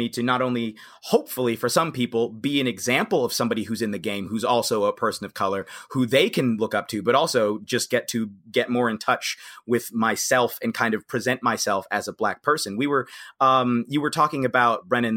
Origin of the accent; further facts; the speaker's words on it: Cincinnati, Ohio, United States; I'm from Cincinnati, actually. I grew up in a predominantly white environment.